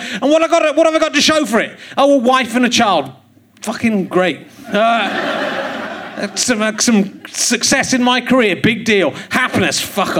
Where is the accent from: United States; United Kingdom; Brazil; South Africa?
United Kingdom; London; I find that as a Londoner, I find that very, very offensive. You trying to do my accent?